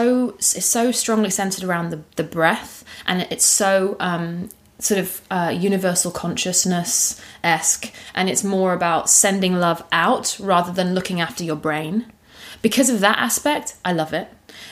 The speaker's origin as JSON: {"language": "English", "country": "United Kingdom", "said": "You know, as a Brit, it's going to be."}